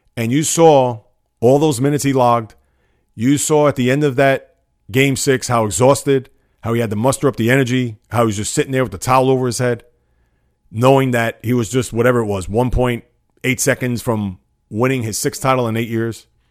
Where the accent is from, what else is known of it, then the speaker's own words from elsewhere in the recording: New York, United States; being a New Yorker